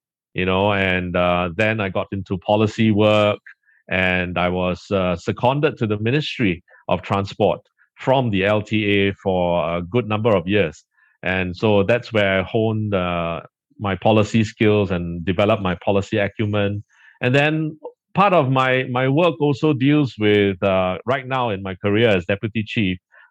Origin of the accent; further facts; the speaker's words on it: Singapore; We are just across from Johor, the southernmost tip of Malaysia. So Singapore is an island as well as a city-state with state functions, and so we are very densely populated